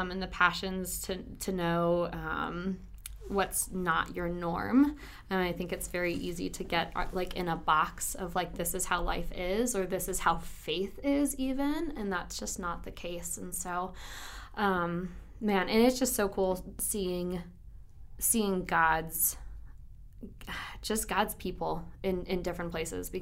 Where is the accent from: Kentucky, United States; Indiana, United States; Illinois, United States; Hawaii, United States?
Illinois, United States; Chicago suburbs; I grew up in the Chicago suburbs and basically lived there my whole life